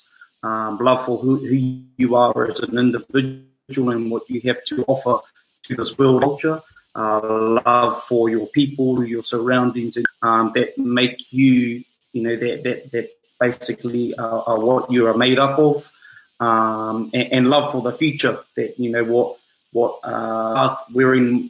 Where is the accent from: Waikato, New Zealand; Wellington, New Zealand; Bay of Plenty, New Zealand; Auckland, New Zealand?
Bay of Plenty, New Zealand; Rotorua; moved away; I'm from Rotorua, the center of the universe